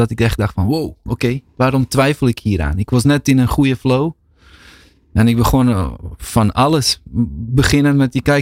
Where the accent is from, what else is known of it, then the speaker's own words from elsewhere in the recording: Bosnia & Herzegovina; En, en in Bosnië of in Balkan, waar ik vandaan kom, is, gaat toch heel vaak daarover